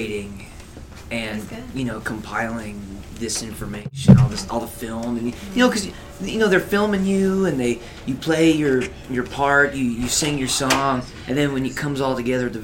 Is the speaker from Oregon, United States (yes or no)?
no; Reno, Nevada, United States; I was born in Reno, Nevada.